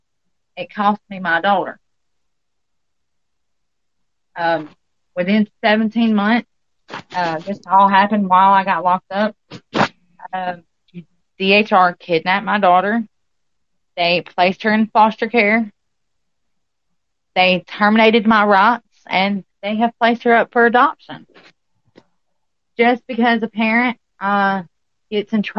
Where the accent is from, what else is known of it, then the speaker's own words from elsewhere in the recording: Alabama, United States; accent: country; I am actually from Alabama, if you can't tell from my country accent